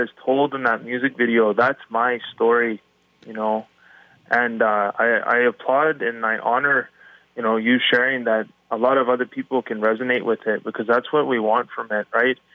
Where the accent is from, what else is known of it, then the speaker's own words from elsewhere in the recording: Matachewan First Nation, Ontario, Canada; now in Ottawa, Canada; I'm from Matachewan First Nation